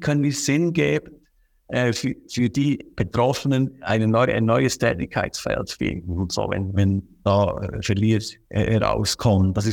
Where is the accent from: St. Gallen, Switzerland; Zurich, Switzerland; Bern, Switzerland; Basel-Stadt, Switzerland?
Bern, Switzerland; aber ich sage immer, bei uns im Berner Oberland, wir haben so viele kleine Gebäude, landwirtschaftliche Gebäude, auch mit Wohnnutzung oft.